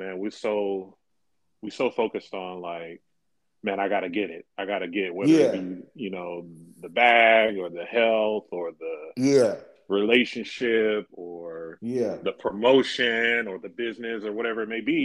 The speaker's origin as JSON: {"language": "English", "town": "Fresno", "region": "California", "country": "United States", "tie": "born or raised there", "moved": "yes", "said": "born and raised in Fresno, California."}